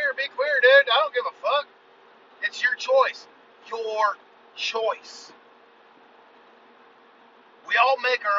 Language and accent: English; United States; I am an American